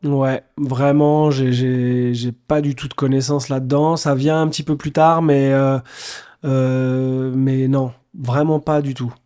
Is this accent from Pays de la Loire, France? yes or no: yes; Nantes, Pays de la Loire, France; moved away; j'étais nantais à l'époque, parce que je suis né à Nantes